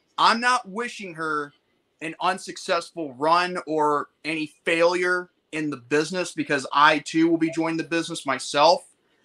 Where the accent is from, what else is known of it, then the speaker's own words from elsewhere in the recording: United States; as an American